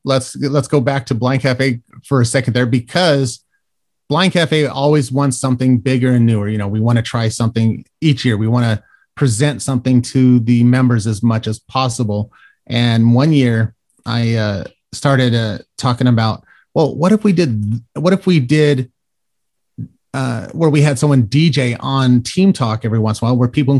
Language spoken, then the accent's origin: English; Colorado, United States; now in Florida, United States; because I was born in Florida but raised out in Colorado because of military family